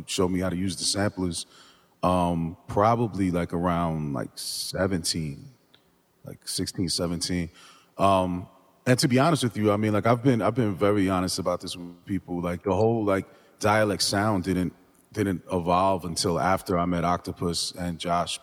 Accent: New Jersey, United States; growing up in Jersey

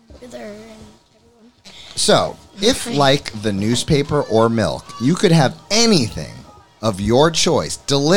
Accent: New York, United States; I'm from New York.

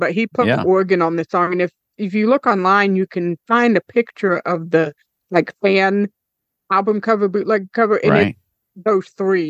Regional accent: Florida, United States; growing up in Florida

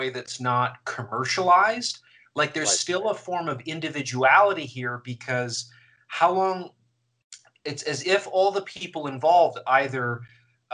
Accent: Canada; I'm Canadian and was watching in Canada

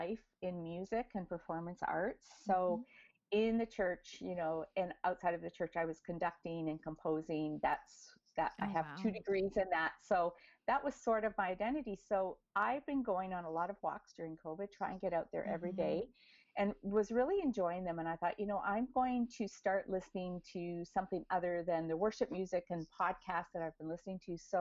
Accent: Edmonton, Alberta, Canada; moved away as an adult; also born or lived in California; now in Toronto, Canada; I was born and raised in Edmonton, Alberta. So I am a prairie girl.

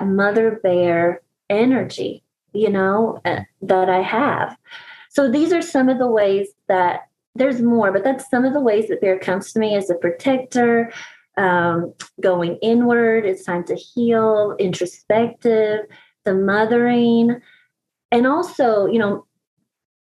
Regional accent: East Tennessee, United States; I'm from East Tennessee in the Appalachian Mountains, and we have bears here

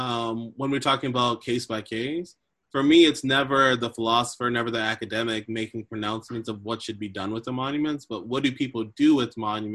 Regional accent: Boston, Massachusetts, United States; I was born in Boston, about what in the North, I wasn't born in the North End.

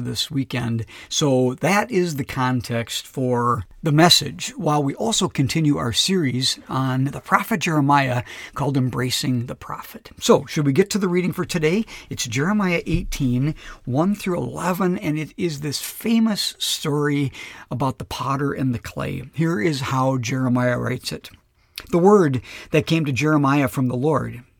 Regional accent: Minnesota, United States; also born or lived in Lakeville, Minnesota; being a Minnesotan and living in this great, beautiful part of the country

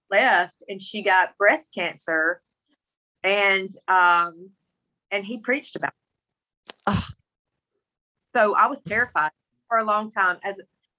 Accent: Mississippi, United States; accent: country; I'm from Mississippi with this country accent, but I grew up in the country

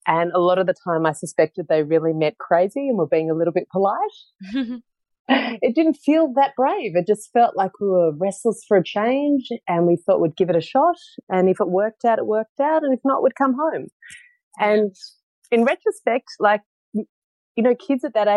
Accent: Melbourne, Victoria, Australia; moved away as an adult; also born or lived in Netherlands; from Melbourne originally. I grew up in Melbourne

